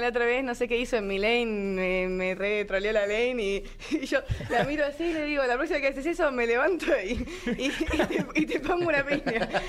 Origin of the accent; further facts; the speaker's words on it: Argentina; moved away as an adult; now in Mexico; yo que vine desde Argentina